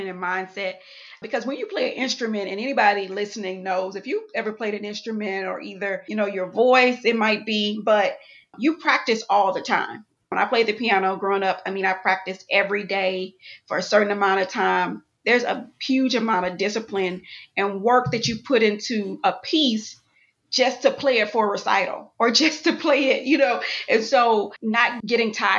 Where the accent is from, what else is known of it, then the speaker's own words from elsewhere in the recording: Houston, Texas, United States; also born or lived in Atlanta; And I'm from Houston, Texas, born and raised, went to college in Atlanta